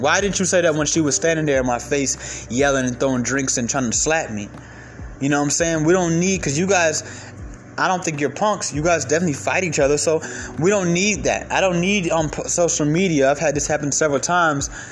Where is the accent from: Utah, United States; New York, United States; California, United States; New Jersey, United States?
New York, United States; now in Atlanta, United States; I'm originally from New York